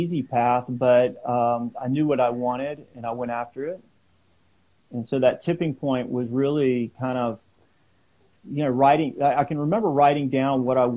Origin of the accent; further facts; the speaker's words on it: South Carolina, United States; now in California, United States; I grew up in South Carolina